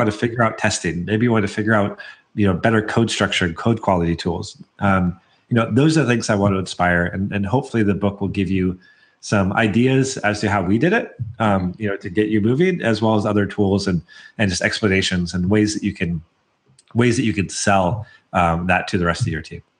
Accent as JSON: {"language": "English", "town": "Portland", "region": "Oregon", "country": "United States", "said": "I'm from the Portland area"}